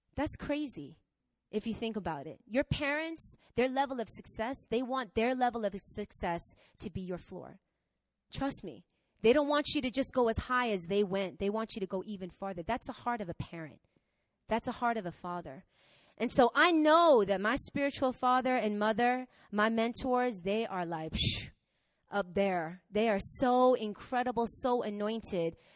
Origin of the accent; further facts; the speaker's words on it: New York, United States; moved away; I'm from New York, right? New York